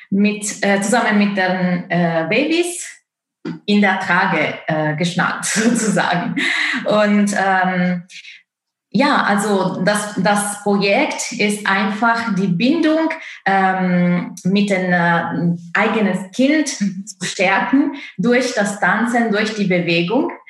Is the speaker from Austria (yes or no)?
no; Italy; German is a second language; moved away as an adult; now in Leipzig, Germany; ich bin gebürtige Italienerin. Ich komme aus Italien und wohne in Deutschland seit hm, fast zehn Jahren.